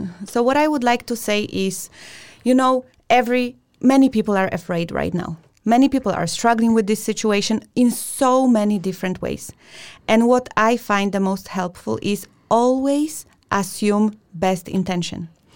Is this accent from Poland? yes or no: yes; Poland; we come from Poland